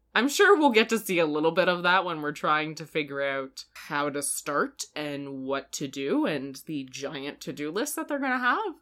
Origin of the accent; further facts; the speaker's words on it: Canada; we're Canadian